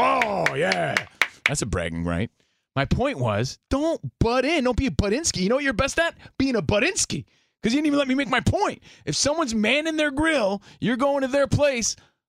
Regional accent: East Coast, United States; You know, we're from the East Coast. A barbecue to us growing up was your dad throwing some burgers and dogs on the grill.

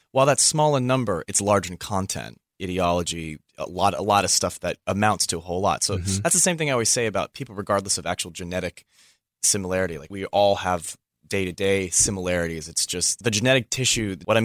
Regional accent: Philippines; It's like, I'm from the Philippines. That was going to come up at some point.

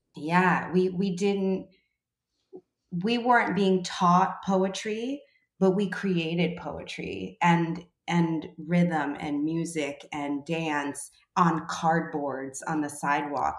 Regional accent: New York City, New York, United States; growing up in the Bronx

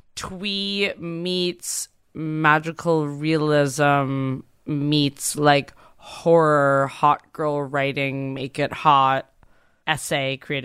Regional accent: Massachusetts, United States; I would say basically a memoir about growing up in Massachusetts and then getting divorced

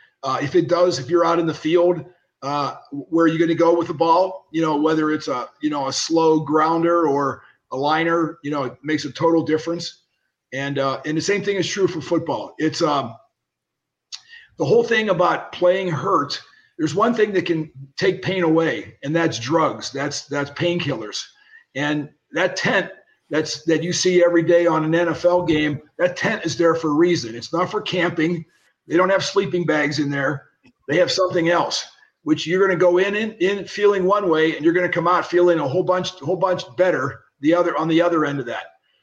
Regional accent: Pittsburgh, Pennsylvania, United States; I was ready to get signed by a free agent contract with the Pirates, where I grew up in Pittsburgh.

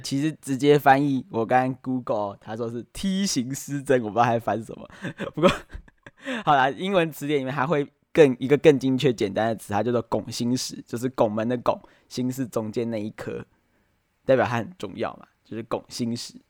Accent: Taiwan; 我们台湾应该非常有感嘛，前一阵子啊，面临的停水啊，然后又缺电能源问题

